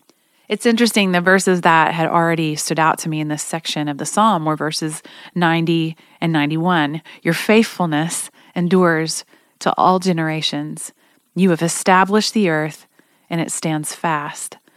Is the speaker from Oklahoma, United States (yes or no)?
yes; Oklahoma, United States; I'm from Oklahoma